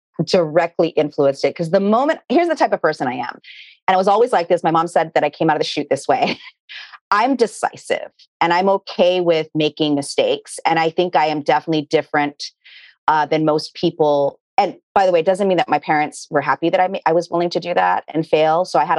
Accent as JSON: {"language": "English", "region": "North Shore of Hawaii", "country": "United States", "tie": "born or raised there", "said": "I grew up in a tiny little town. There was only 4,000 people in my little town. And I grew up in the North Shore of Hawaii, and our backyard and front yard were sugarcane."}